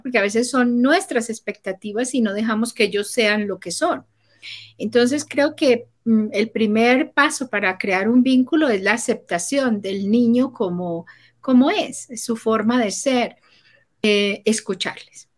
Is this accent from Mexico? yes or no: no; Colombia; moved away; also born or lived in Panama; yo soy colombiana, mi esposo es chileno y vivíamos en Panamá.